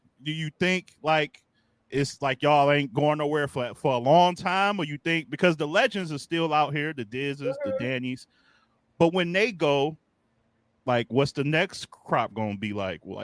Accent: Midwest, United States; I'm from the Midwest

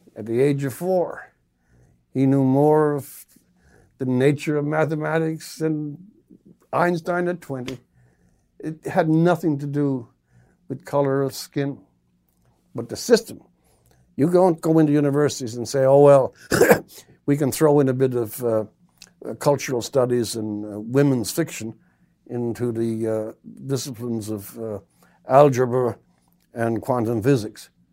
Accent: Newfoundland and Labrador, Canada; I'm from Newfoundland

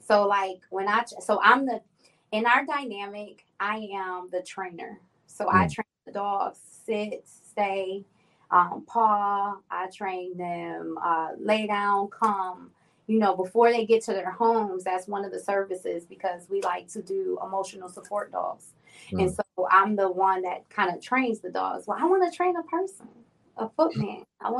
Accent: New York, United States; now in North Carolina, United States; Yes, I've been in Carolina for about 4 years now, too.

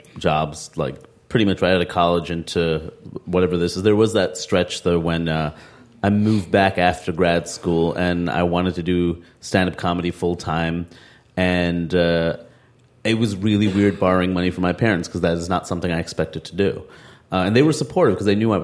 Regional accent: United States; my life as an American

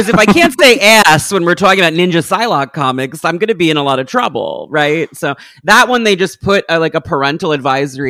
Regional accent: New York, United States; I'm from New York

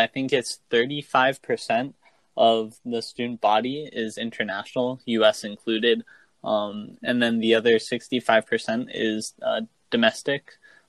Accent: New Jersey, United States; I'm from New Jersey. I just graduated high school, so I'm currently a freshman at Duke Kunshan University in Jiangsu province of China.

